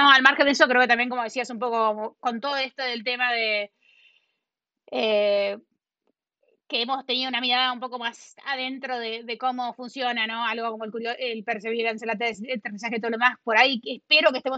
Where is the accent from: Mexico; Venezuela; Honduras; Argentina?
Argentina; Eh, y obviamente, como argentina, ¿no? Lo, que siempre quiero ver es como que, qué sé yo, que, que, todos que los argentinos puedan elegir si quedarse o irse, ¿no?